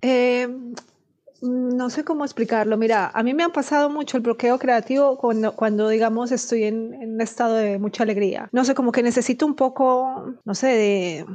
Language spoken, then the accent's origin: Spanish; Colombia